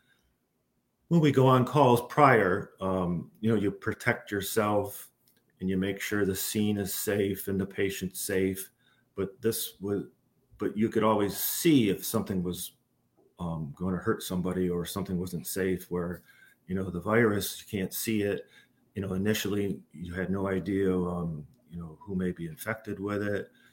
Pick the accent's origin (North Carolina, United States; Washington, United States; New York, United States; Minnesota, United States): New York, United States; Glens Falls; moved away as an adult; also born or lived in Albany, New York; now in Baldwinsville, United States; I'm originally from the Glens Falls area